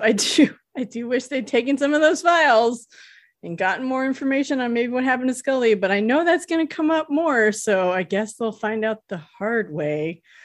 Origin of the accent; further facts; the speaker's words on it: California, United States; I'm from California. We say hella